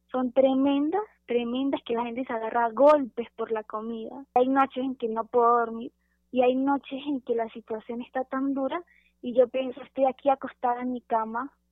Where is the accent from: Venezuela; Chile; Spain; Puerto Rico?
Venezuela; moved away as an adult; also born or lived in Panama; now in Mexico; Las personas cuando yo digo que soy venezolana me abren las puertas